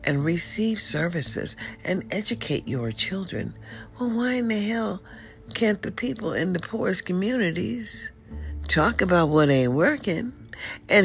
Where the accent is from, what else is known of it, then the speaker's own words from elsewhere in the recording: United States; I'm African American